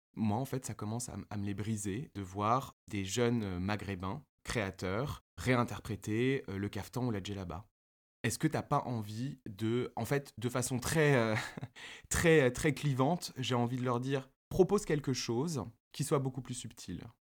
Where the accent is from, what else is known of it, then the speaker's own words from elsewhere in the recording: Paris, Île-de-France, France; mes deux parents sont tunisiens, ma famille est tunisienne, je suis né et j'ai grandi à Paris